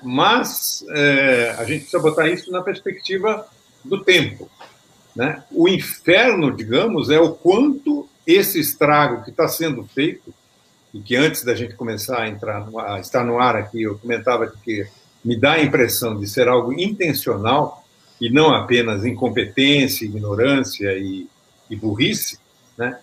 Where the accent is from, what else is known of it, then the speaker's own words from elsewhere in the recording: Brazil; now in Portugal; nós somos brasileiros a maior colônia é, estrangeira em Portugal